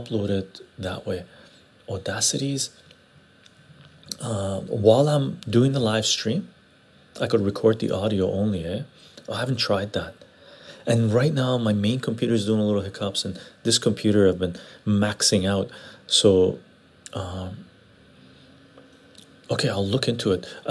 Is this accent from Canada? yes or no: yes; Canada; accent: Canadian; English is a second language; also born or lived in Iran; I'm West Coast Canadian, but Armenian ancestry, blood-wise, and I was born in Iran and I came to Canada when I was 10 years old.